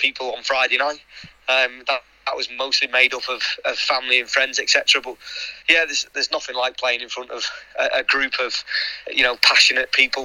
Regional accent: Liverpool, North West England, United Kingdom; now in Wolverhampton, United Kingdom; I'm from Liverpool originally

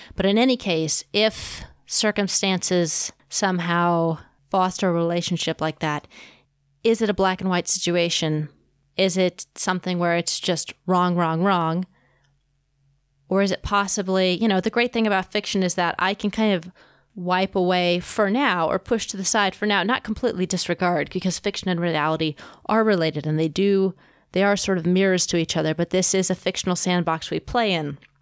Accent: Kansas City, Missouri, United States; here in Kansas City, my hometown

